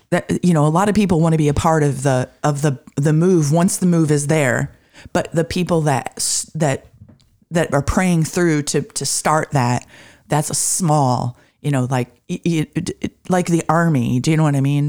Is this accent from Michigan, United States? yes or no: yes; Michigan, United States; growing up in Michigan